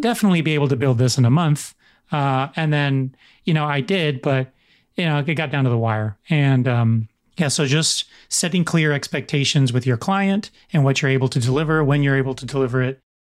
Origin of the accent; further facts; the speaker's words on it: United States; in American culture